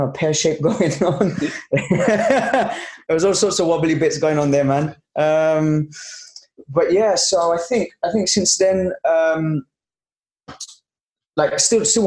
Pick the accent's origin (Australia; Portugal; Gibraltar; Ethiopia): Gibraltar; I'm from Gibraltar, south of Spain. We're British, so we speak English and Spanish, but very proud nation here